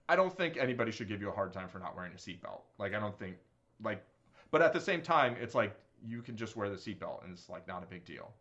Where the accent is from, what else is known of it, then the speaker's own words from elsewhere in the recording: New York, United States; I completely consider myself a New Yorker